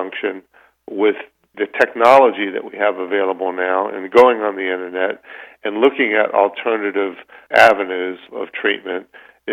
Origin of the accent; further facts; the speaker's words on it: United States; growing up as an American in this country